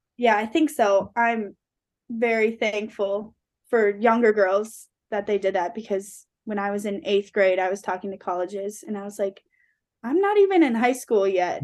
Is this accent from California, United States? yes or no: no; Forest Lake, Minnesota, United States; growing up in Forest Lake, my dad, he's, like, my best friend